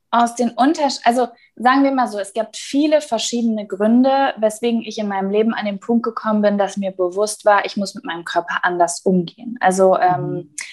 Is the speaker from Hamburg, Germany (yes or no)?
no; North Rhine-Westphalia, Germany; ich äh, wollte nämlich mit einem Mietwagen aus meiner Heimatstadt in Nordrhein-Westfalen nach Berlin fahren